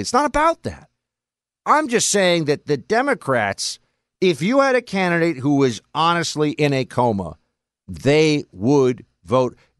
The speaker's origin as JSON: {"language": "English", "town": "New York City", "region": "New York", "country": "United States", "tie": "born or raised there", "said": "I grew up in New York City, in Manhattan, among these people"}